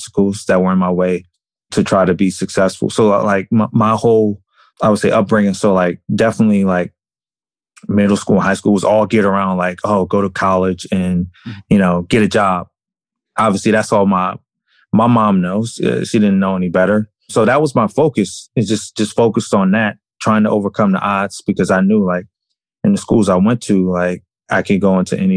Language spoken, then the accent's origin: English; Maryland, United States; moved away as an adult; also born or lived in Syracuse, New York / New York City; I was actually born in Syracuse, New York, but I grew up in Maryland